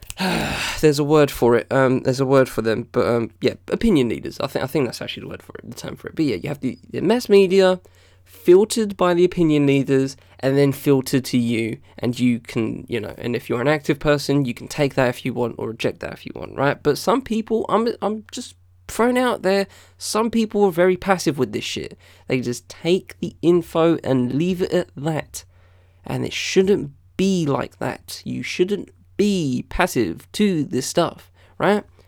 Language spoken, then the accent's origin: English; United Kingdom; as a black British kid, um, you know, I, I, I was brought up on American T V